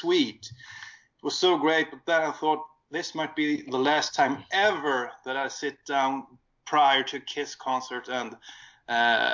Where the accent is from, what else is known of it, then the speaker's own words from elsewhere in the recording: Sweden; accent: Swedish; English is a second language; my Swedish accent